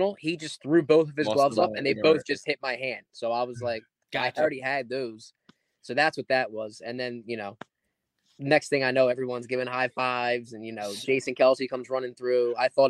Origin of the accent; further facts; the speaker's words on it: Camden, New Jersey, United States; I was born and raised in Camden, right?